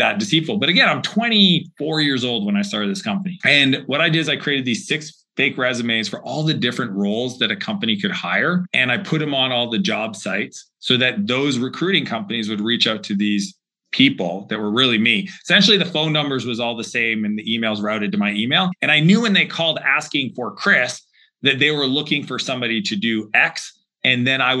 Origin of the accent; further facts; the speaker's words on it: Atlantic Canada, Canada; the small region that I grew up in Atlantic Canada